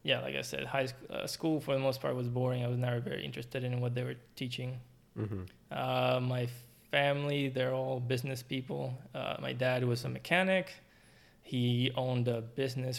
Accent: Puerto Rico; moved away as an adult; now in United States; I was born, raised until I was 24, 25, and I moved to start my graduate studies.

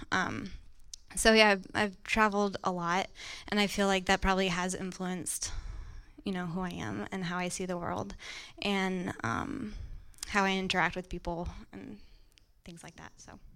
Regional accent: France; now in New York City, United States; I was born and raised in France

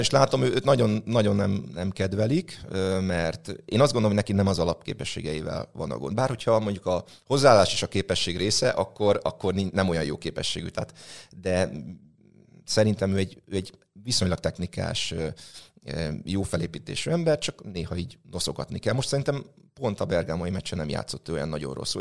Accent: Nyíregyháza, Szabolcs-Szatmár-Bereg, Hungary; én nyíregyházi vagyok

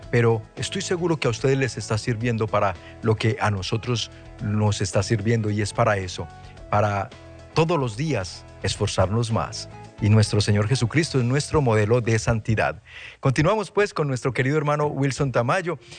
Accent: Colombia; moved away; decimos allá en Colombia

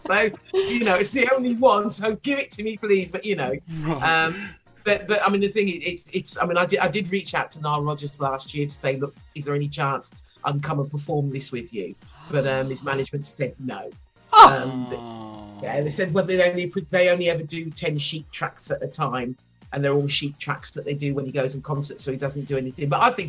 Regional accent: Wolverhampton, West Midlands, United Kingdom; I'm not from London. I'm from a place called Wolverhampton. It's only because I went to a convent grammar school that I haven't got a broad Wol

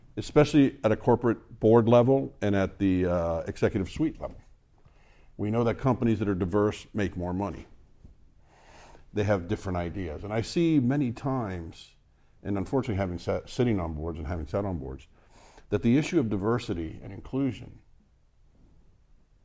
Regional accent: United States; I'm Hispanic American

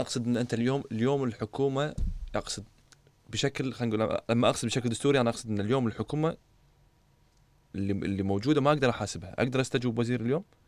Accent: Kuwait; انا كشاب كويتي

